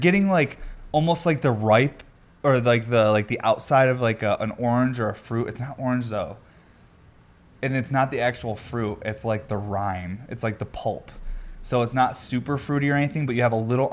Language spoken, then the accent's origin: English; New York, United States; I'm from New York